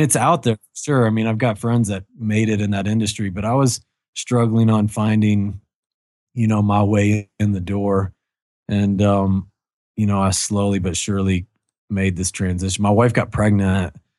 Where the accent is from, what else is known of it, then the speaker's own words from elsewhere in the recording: Kentucky, United States; I grew up in Kentucky